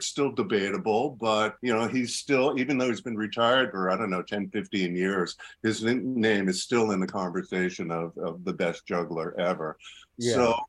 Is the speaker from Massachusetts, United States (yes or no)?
yes; Orange, Massachusetts, United States; moved away; I grew up in Western Massachusetts, which, of course, is the home of Penn and Teller, Michael Motion. I grew up right next to those guys. Didn't know them. You know, I grew up in Orange.